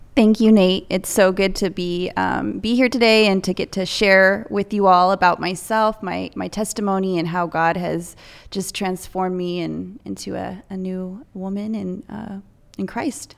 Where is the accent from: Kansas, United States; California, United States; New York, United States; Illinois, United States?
California, United States; Salinas; I was born and raised in Salinas at, um, Memorial